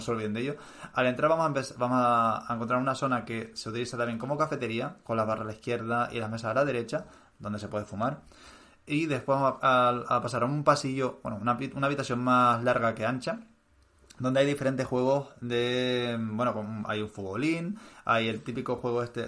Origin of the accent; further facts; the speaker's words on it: Canary Islands, Spain; moved away; yo como soy canario